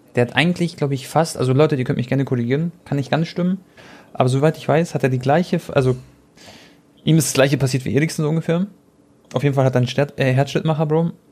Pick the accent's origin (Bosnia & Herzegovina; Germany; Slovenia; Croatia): Croatia; ich bin Kroate